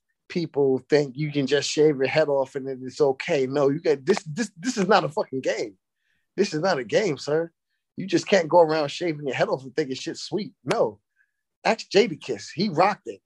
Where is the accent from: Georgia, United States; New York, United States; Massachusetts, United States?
New York, United States; New York City; I'm from Brooklyn